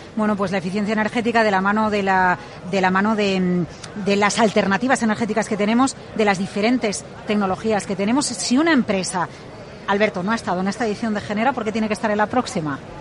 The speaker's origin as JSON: {"language": "Spanish", "country": "Spain"}